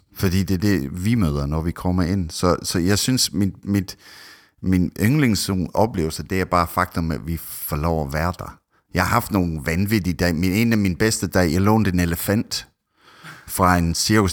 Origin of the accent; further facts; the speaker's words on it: Scotland, United Kingdom; Danish is a second language; now in Denmark; jeg er egentlig oprindelig fra Skotland